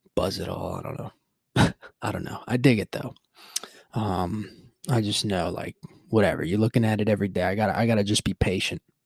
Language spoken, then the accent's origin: English; Puerto Rico; moved away; growing up in Puerto Rico, what I remember was yeah, we never had the daylight savings time